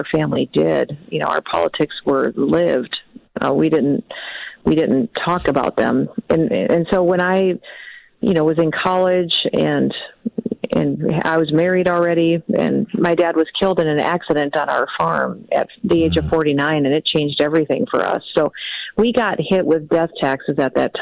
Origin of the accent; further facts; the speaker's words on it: South Dakota, United States; our state